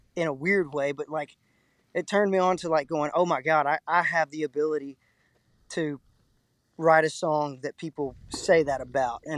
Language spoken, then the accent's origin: English; Texas, United States; being from the Lone Star State is like I call it the Alamo culture. It's like no matter what, against all odds, you're always going to be a Texan